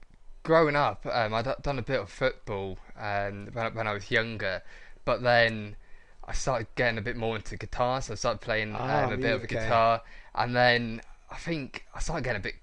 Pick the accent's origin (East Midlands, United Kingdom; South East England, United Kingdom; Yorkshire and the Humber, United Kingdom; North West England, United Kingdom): East Midlands, United Kingdom; Corby; also born or lived in London; Yeah, so I was born in London. So I lived there for 8 years. But for the last, let's say, 14 years, I've been living in Corby, so I'm local lad.